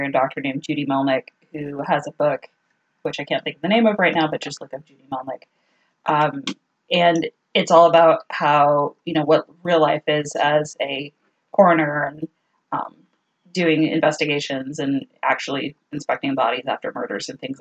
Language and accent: English; Texas, United States; we're from Texas